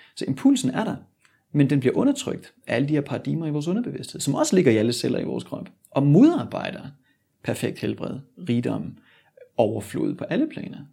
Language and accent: Danish; Sønderborg, Southern Denmark, Denmark; moved away as an adult; Jeg er født og opvokset i Sønderborg, og forlod Danmark